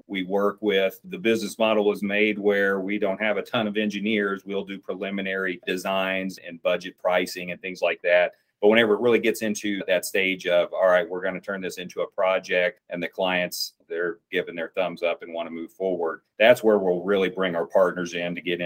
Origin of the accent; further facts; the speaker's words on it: Southern Indiana, United States; I grew up in Southern Indiana, and it is, I call it coal country of that part of the state